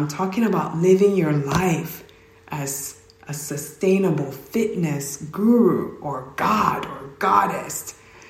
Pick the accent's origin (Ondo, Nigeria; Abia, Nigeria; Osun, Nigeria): Ondo, Nigeria; Oka; now in United States; I am originally from Nigeria, a small town, not so small. It's called Oka, Nigeria. And my culture will say Kedu for hello. So I moved to the US and I pretty much grew up in both worlds and went to school here, went to college.